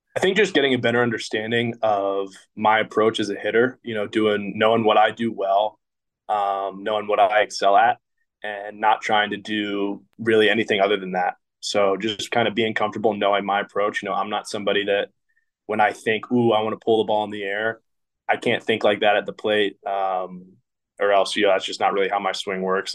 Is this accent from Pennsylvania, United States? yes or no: yes; Philadelphia, Pennsylvania, United States; moved away; growing up in Philadelphia